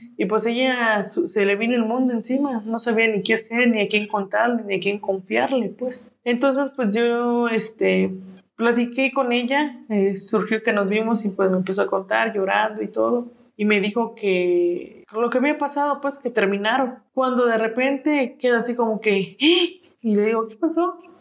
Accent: Mexico; como mexicanos

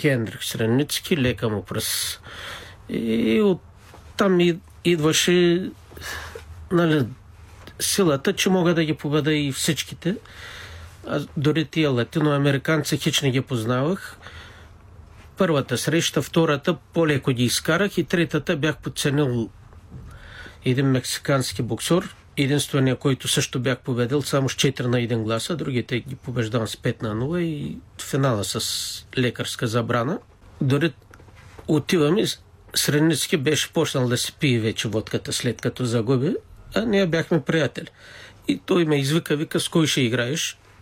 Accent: Rakovski, Plovdiv Province, Bulgaria; роден съм в град Раковски, 1960 година.

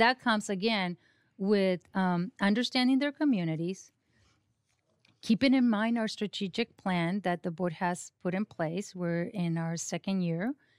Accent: Mexico; first language Spanish; English is a second language; now in Sonoma County, United States; even though I was born here at the county hospital, um, I was barely two years old with my, when my dad and mom decided to go back to Mexico

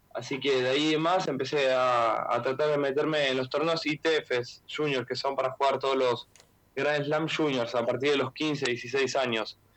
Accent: Buenos Aires, Argentina; also born or lived in Villa Gesell, Argentina; now in Italy; venirme a Buenos Aires cuando tenía 7, 8, por ejemplo, 7, 8 años

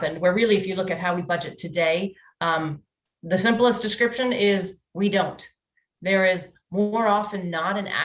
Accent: Washington, District of Columbia, United States; I'm actually a third generation native Washingtonian

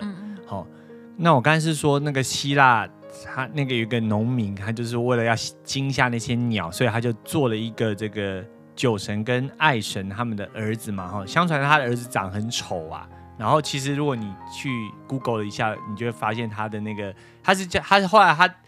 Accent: Taipei, Taiwan; 我小时候就吃乖乖而已啊。因为台北比较少看到人家卖椒，因为我小时候也很少出去啊

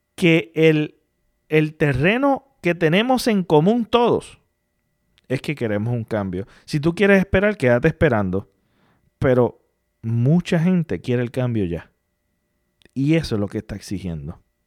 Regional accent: Puerto Rico; como puertorriqueño

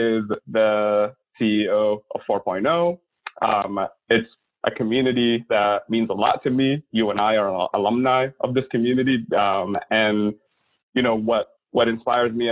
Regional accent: Oman; also born or lived in Sudan / Milwaukee; now in United States; the Sultanate of Oman, where I was born and lived the majority of my early life.

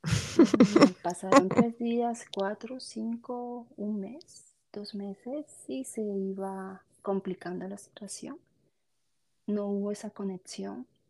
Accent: Colombia; now in Canada; Soy, soy de Colombia pero ahora me encuentro, vivo en, Canadá

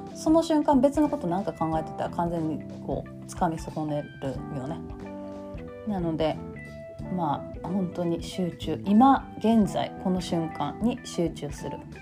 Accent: Kansai, Japan; accent: Kansai-ben

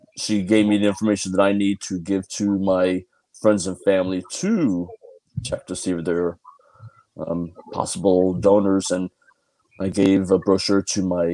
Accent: San Diego, California, United States; I'm from San Diego, California

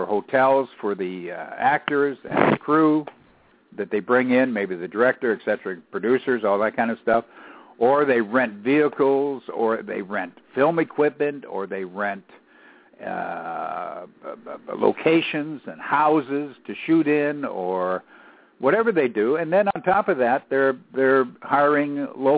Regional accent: Canada; I'm Canadian

